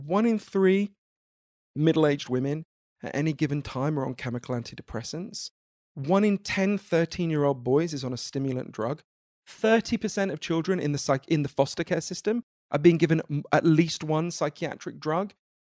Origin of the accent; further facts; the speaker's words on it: United Kingdom; I'm British. My country is in the middle of telling the people who buy 60% of all our goods and services to fuck off.